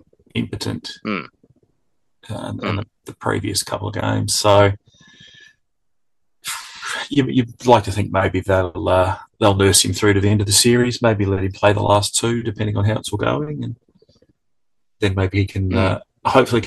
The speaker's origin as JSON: {"language": "English", "country": "Australia", "said": "I'm Australian"}